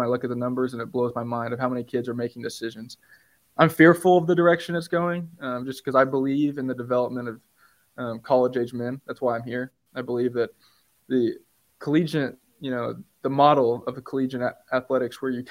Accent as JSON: {"language": "English", "region": "Oklahoma", "country": "United States", "also_born_or_lived": "Manhattan, Kansas", "moved": "yes", "said": "I'm from Oklahoma, so Los Angeles is pretty different than Oklahoma or Manhattan, Kansas"}